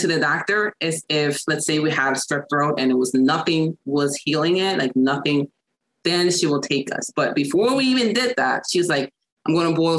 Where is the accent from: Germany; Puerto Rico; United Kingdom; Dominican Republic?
Puerto Rico; moved away as an adult; also born or lived in New York; now in United States; I was raised in Puerto Rico. I was born in New York because I'm from New York, but I was raised in Puerto Rico by my grandmother